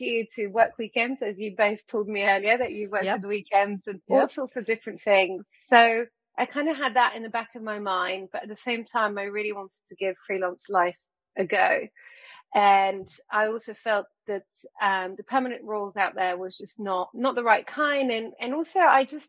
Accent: France; moved away; I grew up in France

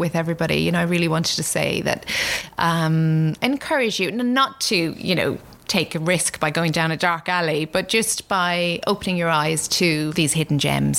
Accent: Galway, Connacht, Ireland; now in London, United Kingdom; I'm from the west of Ireland, from Galway.

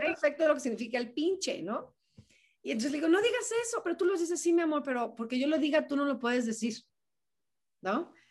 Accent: Mexico; somos mexicanos

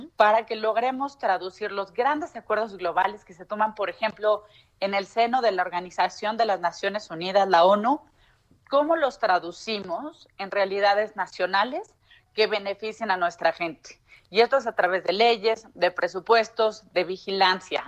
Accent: Mexico; yo soy una enamorada de vivir en México, me encanta vivir en mi país

